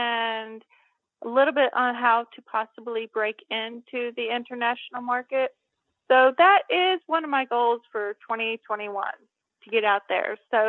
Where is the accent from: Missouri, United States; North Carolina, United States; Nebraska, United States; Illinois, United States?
Missouri, United States; Cape Girardeau; they filmed that movie in my hometown, Cape Girardeau